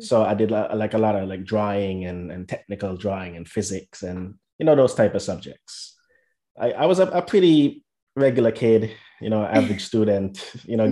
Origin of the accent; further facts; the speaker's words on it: St. Kitts & Nevis; moved away as an adult; now in United States; I'm originally from St. Kitts and Nevis